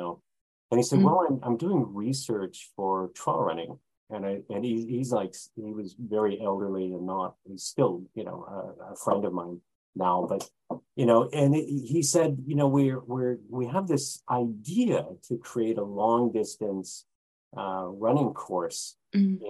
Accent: California, United States; now in Japan; California, my hometown is historical or was historical

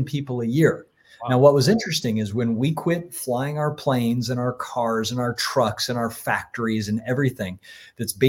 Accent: Florida, United States; When I was a kid and I grew up in Florida

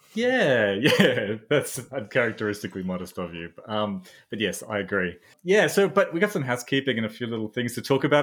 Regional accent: Australia; a psychologist from Australia

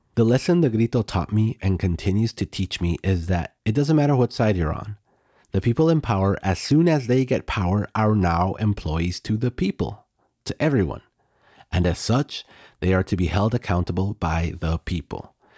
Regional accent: United States; now in Mexico; Growing up in the United States

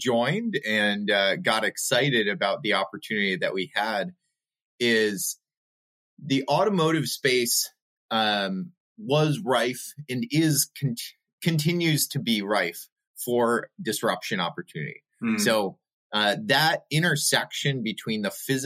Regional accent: New York, United States; also born or lived in overseas; now in Buffalo, United States; I born and raised in New York and then overseas.

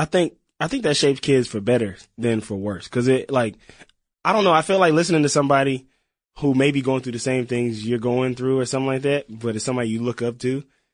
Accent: Mississippi, United States; I'm from Mississippi.

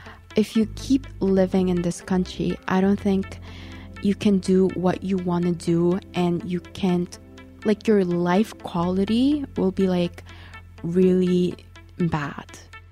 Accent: Canada; But if like someone asks, are you Korean or are you Canadian? Then I'm going to say I'm Korean Canadian.

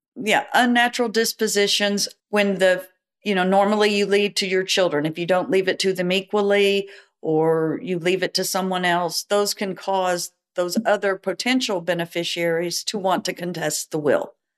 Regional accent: Dallas, Texas, United States; now in Houston, United States; I was born in Dallas

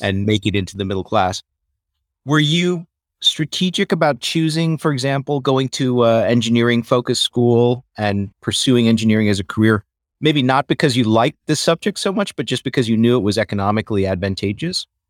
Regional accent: Iowa, United States; I grew up in Iowa

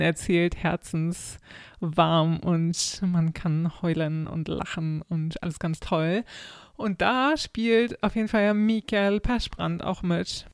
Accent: Germany; now in Sweden; als Deutscher

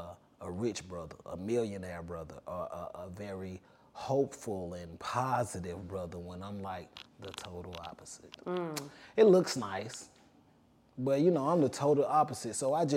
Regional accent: Atlanta, Georgia, United States; it's cool growing up in Atlanta. We all know each other too.

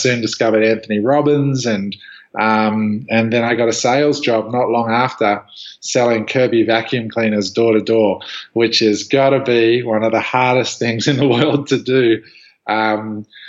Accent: just outside of Canberra, Australian Capital Territory, Australia; moved away as an adult; now in Los Angeles, United States; I grew up just outside of Canberra.

